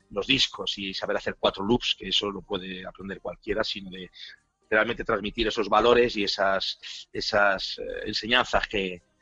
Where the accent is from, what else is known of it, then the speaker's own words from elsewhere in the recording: Bilbao, Basque Country, Spain; yo soy de Bilbao, eh, originalmente de Bilbao, me he movido mucho por España. Eh, originalmente soy de Bilbao, tengo toda la familia de Bilbao.